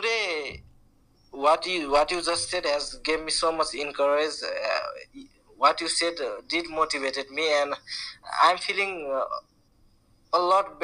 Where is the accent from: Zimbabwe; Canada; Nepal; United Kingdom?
Nepal; I'm from Nepal.